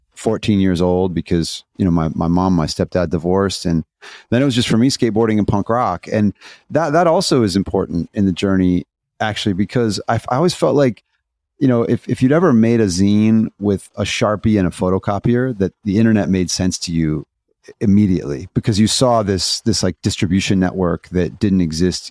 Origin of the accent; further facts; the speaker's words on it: Indiana, United States; I'm a skateboarder from Indiana